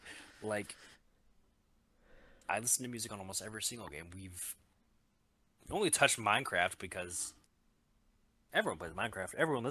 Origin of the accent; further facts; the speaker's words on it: United States; We're American.